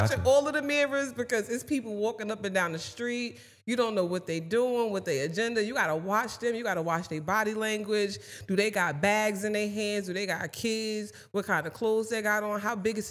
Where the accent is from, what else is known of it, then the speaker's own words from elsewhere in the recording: New Jersey, United States; But growing up in Jersey was cool. Like, when I say I love Jersey, I'm a Jersey girl to the core of me.